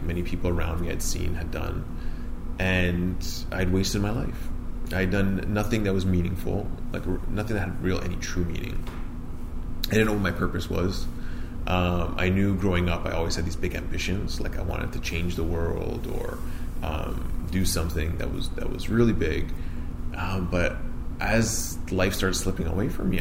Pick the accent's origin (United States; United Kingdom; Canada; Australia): Canada; Vaughan, Ontario; I grew up here in Vaughan, north of Toronto